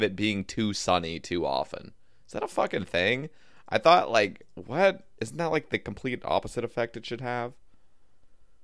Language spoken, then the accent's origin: English; Oregon, United States; now in Alabama, United States; I'm originally from Oregon